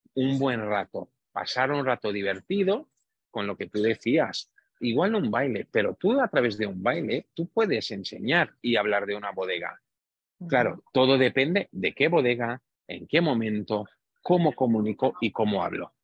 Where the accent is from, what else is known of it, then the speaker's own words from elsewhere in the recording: Romania; moved away; de un pueblo muy pequeñito en Rumanía, muy cerquita, como tú bien has dicho, de los Cárpatos. Mi familia es húngara de origen, nacimos en Rumanía